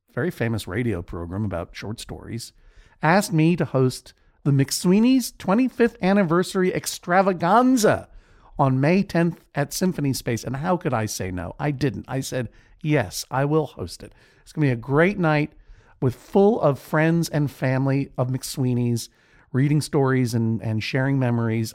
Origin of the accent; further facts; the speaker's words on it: New York City, New York, United States; here in my hometown of New York City